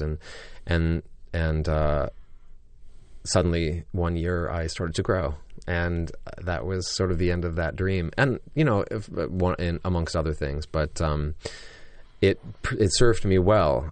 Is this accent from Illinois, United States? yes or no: yes; Joliet, Illinois, United States; in my hometown in Joliet, Illinois, where I grew up.